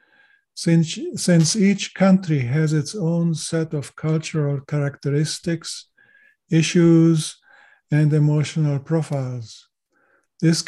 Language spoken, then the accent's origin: English; Chile; first language German; English is a second language; moved away as an adult; also born or lived in Switzerland / Canada; now in United States; I learned Spanish since I was born in Chile and lived there for 18 years.